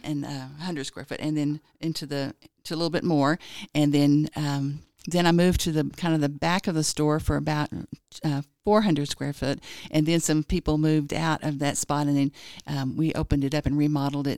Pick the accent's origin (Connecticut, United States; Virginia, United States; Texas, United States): Texas, United States; Springtown; moved away as an adult; now in Lubbock, United States; originally I'm from Fort Worth. Well, it's a little town that's, like, west of Fort Worth called Springtown